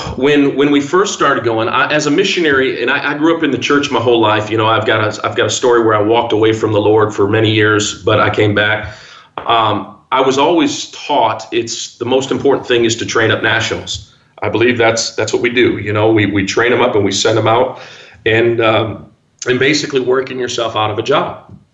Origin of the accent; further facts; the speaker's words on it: Midwest, United States; Because I'm from the Midwest. We don't have earthquakes. We don't have tornadoes and crazy. We don't even have poisonous snakes. I mean, there's like nothing here. Just flat land and corn.